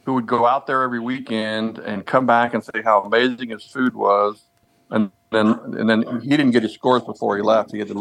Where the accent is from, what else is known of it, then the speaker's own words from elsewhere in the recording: Abilene, Kansas, United States; moved away as an adult; also born or lived in Emporia, Kansas; now in Kansas City, United States; I grew up in Abilene, Kansas